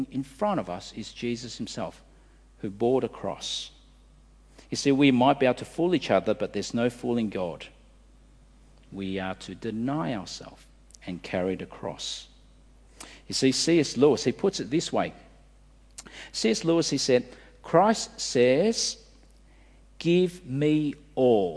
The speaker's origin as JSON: {"language": "English", "country": "Australia", "said": "As an Australian"}